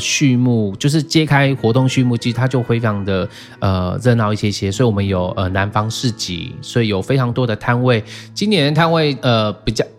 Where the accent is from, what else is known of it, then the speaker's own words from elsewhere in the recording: Taiwan; also born or lived in Jinlun, Taitung / Taichung; now in Taitung, Taiwan; 我从小在城市长大嘛，我嗯爸妈其实很早就把我们带到城市去